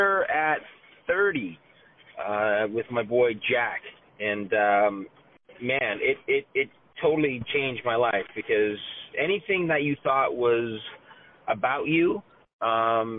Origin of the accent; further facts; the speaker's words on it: Toronto, Ontario, Canada; moved away as an adult; now in Los Angeles, United States; I'm from Toronto, Canada